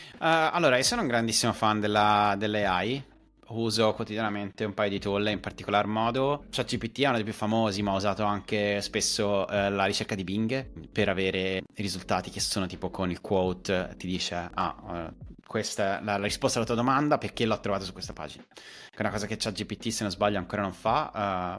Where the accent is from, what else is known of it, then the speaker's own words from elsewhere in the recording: a village outside Pisa, Tuscany, Italy; moved away as an adult; also born or lived in Germany / Sweden; now in London, United Kingdom; ho studiato a Pisa e dico che vengo da Pisa, però in realtà vengo da un paesino fuori Pisa che è tipo piccolissimo, 3.000 abitanti. Essendo nato e cresciuto in, nel, nella vita di paese